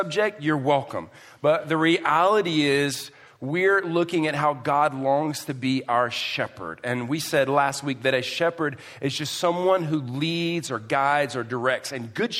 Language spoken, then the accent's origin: English; Houston, Texas, United States; moved away; I come from Houston.